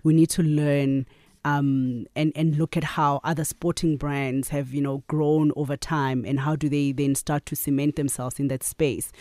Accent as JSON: {"language": "English", "town": "Katlehong", "region": "Gauteng", "country": "South Africa", "tie": "born or raised there", "also_born_or_lived": "KwaZulu-Natal", "said": "I grew up in Katlehong, so I'm a, I'm a Joburg girl"}